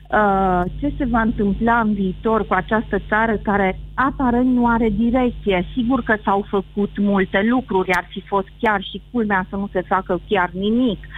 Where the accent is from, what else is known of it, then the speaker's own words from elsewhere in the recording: Romania; să nu, să nu fie jenă de fel că sunt româncă